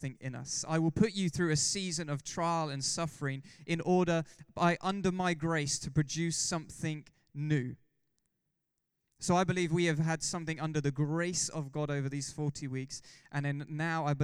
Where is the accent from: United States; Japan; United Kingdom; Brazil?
United Kingdom; England; We're all English